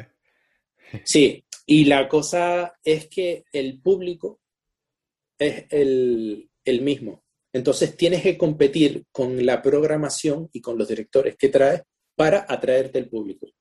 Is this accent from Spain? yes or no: yes; Spain; moved away as an adult; Yo salí de España con 18 años y no he vuelto